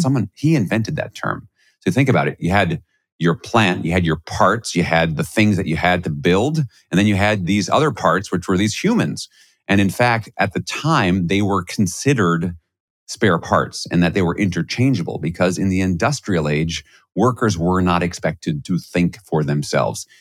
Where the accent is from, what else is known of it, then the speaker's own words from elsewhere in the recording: New York City, New York, United States; I grew up in Flushing, Queens.